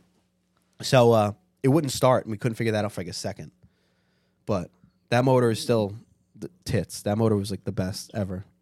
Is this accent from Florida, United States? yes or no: no; New York City, New York, United States; I'm from Staten Island